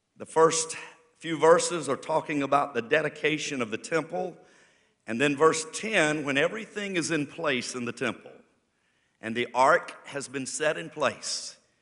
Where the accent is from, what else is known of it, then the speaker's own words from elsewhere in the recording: United States; I'm thankful I live in America. I'm thankful that I am an American citizen